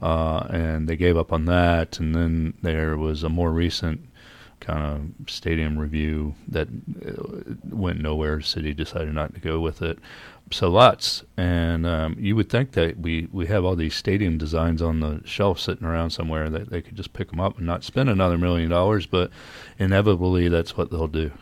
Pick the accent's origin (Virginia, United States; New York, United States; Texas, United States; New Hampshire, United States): Virginia, United States; moved away; I grew up in Virginia